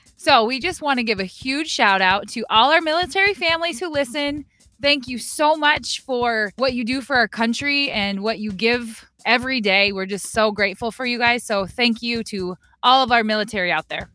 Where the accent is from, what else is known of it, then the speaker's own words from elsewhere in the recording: South Dakota, United States; I'm from South Dakota. The coyote is our state animal